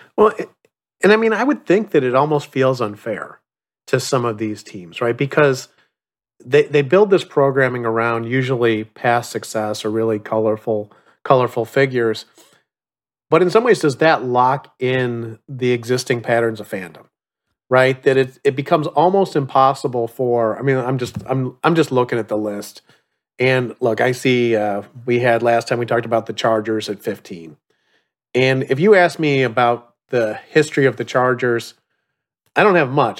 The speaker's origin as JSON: {"language": "English", "town": "Chicago", "region": "Illinois", "country": "United States", "tie": "born or raised there", "said": "I grew up in Chicago"}